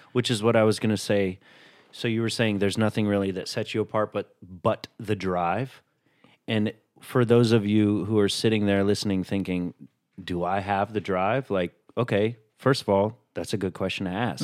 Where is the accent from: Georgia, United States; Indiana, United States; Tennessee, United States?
Tennessee, United States; Chattanooga; a diverse upbringing even though I'm from Chattanooga, Tennessee